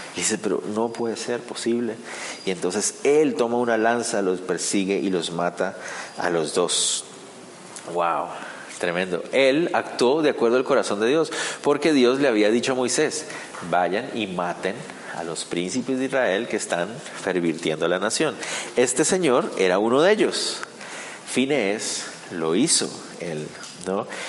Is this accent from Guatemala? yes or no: yes; Guatemala; para nosotros como guatemaltecos